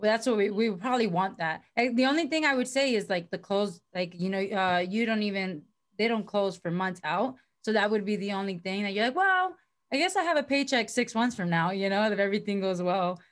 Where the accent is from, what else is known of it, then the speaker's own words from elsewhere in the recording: Miami, Florida, United States; moved away as an adult; also born or lived in Virginia; now in California, United States; I moved uh, out here to California because I'm from originally from Miami, Florida.